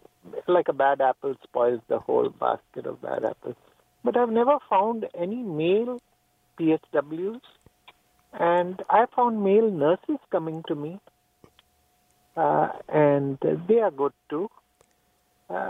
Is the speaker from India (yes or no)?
yes; India; moved away as an adult; also born or lived in Saudi Arabia; now in Canada; I am from basically from India, but I worked in Arabia